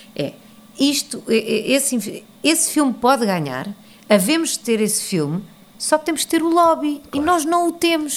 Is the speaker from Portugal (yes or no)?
yes; Portugal; moved away as an adult; now in New York, United States